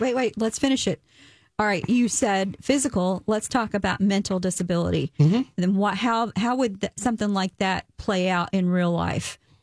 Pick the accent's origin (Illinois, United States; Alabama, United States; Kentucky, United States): Kentucky, United States; I'm from Kentucky.